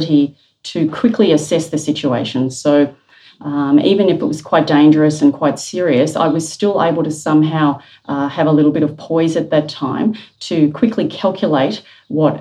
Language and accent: English; Melbourne, Victoria, Australia; As a young person growing up in Melbourne, I was living through bushfires quite regularly